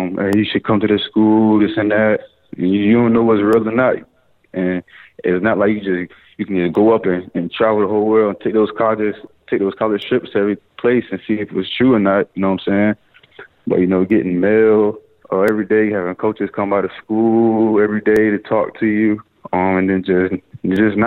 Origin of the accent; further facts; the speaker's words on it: Chesapeake, Virginia, United States; I grew up in South North of Chesapeake, Virginia